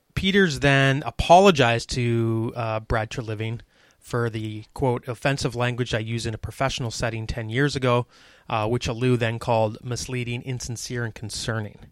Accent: Canada

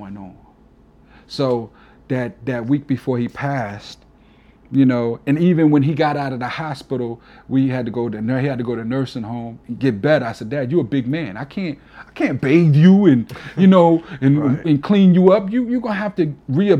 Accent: New York, United States; accent: East Coast; now in Alabama, United States; I'm a New Yorker till

